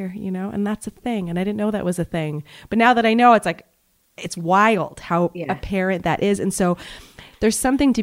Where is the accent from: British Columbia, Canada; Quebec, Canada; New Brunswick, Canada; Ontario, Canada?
Quebec, Canada; Montreal; moved away as an adult; also born or lived in Toronto / Vancouver / Malaysia; I'm from Montreal.